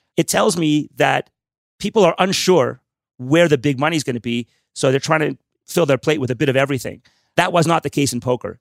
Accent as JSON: {"language": "English", "town": "Montreal", "region": "Quebec", "country": "Canada", "said": "I'm from Montreal. I, obviously, I speak French as well as I speak English."}